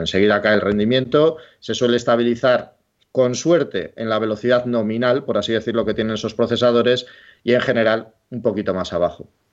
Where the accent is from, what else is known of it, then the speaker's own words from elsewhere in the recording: Bilbao, Basque Country, Spain; yo soy de Bilbao